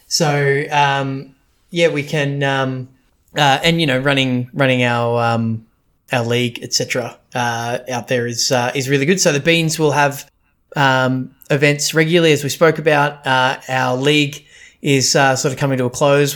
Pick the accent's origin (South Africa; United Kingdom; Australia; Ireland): Australia; we're Australian